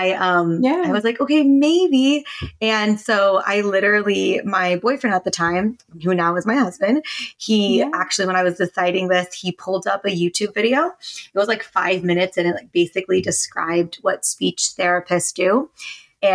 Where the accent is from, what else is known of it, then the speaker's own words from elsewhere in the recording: United States; I am a Filipino American, and so I grew up in an Asian household